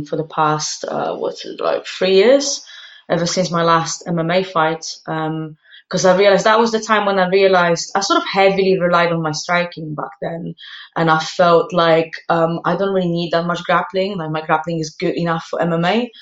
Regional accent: Poland; now in London, United Kingdom; I grew up in Poland

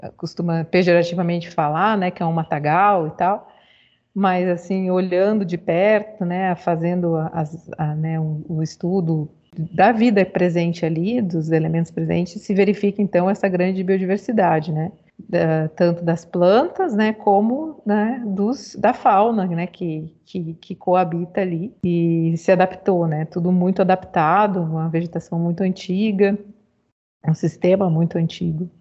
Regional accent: Porto Alegre, Rio Grande do Sul, Brazil; born or raised there; moved away as an adult; now in São Carlos, Brazil

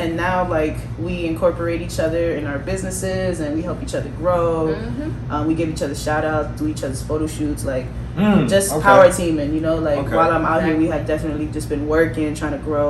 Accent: Miami, Florida, United States; also born or lived in Puerto Rico / New York; now in Los Angeles, United States; Came to Miami, so I'm gonna just say I'm a Miami baby, Dade County.

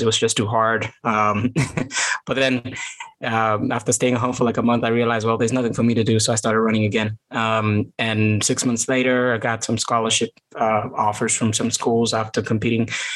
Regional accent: Kaptagat, Elgeyo-Marakwet County, Kenya; moved away as an adult; also born or lived in Eldoret; now in United States; I grew up in Kaptagat

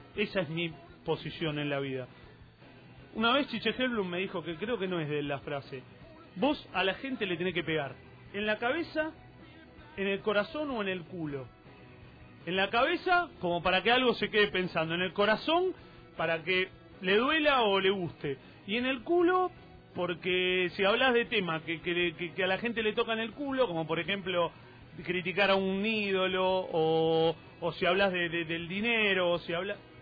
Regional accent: Avellaneda, Buenos Aires Province, Argentina; soy Avellaneda

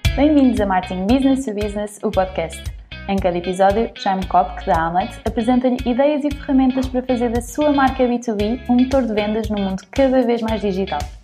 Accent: Portugal; accent: Portuguese (also Brazilian at home); also born or lived in Brazil; Vou, vou tentar manter-me fiel aqui ao sotaque português

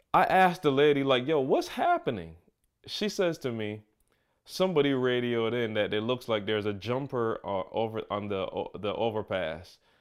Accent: Barbados; now in Michigan, United States; growing up in Barbados

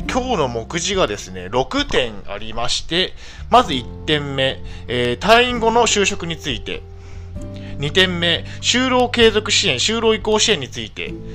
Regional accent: Niigata, Japan; 新潟県出身です。

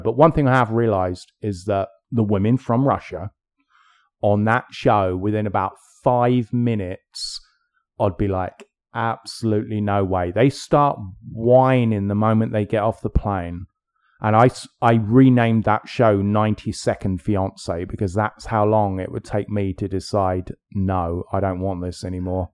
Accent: England, United Kingdom; I'm English

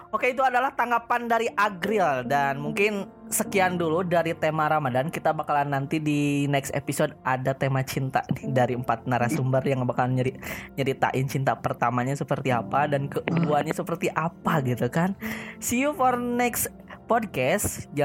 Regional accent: West Java, Indonesia; Nek eh, gue Sunda ya.

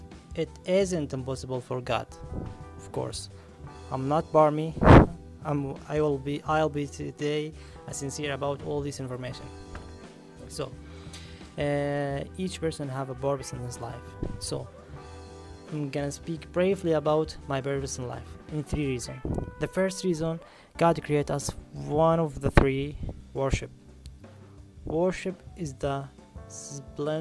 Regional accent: Ramallah, West Bank, Palestine; I'm from Ramallah, it's in Palestine.

